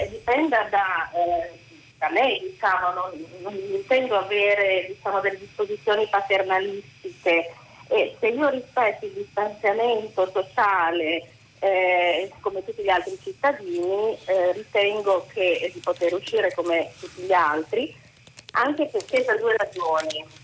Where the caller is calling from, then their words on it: Bologna, Emilia-Romagna, Italy; Buongiorno … siamo da Bologna.